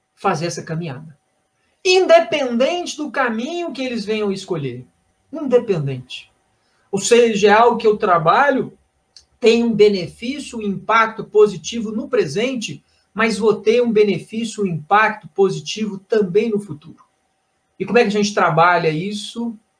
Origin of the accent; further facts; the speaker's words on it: Belo Horizonte, Minas Gerais, Brazil; Eu sou de Belo Horizonte, estou aqui em Belo Horizonte